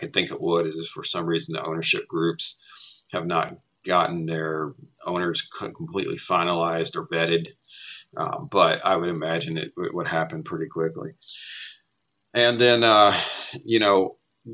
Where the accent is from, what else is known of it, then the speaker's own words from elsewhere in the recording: Tennessee, United States; I grew up in Tennessee